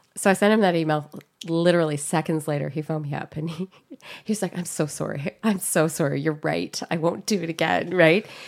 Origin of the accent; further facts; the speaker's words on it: North Vancouver, British Columbia, Canada; I grew up in, in North Vancouver in Lynn Valley